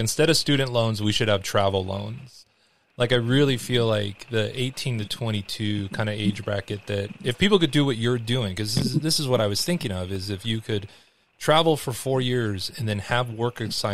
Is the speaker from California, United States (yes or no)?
yes; Los Angeles, California, United States; I grew up in Los Angeles